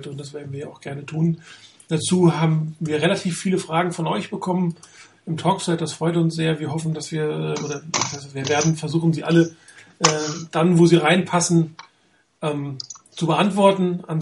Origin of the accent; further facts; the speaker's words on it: Hamburg, Germany; now in Hesse, Germany; Ich komme aus, äh, ich komme aus Hamburg, aber ich wohne in Mittelhessen.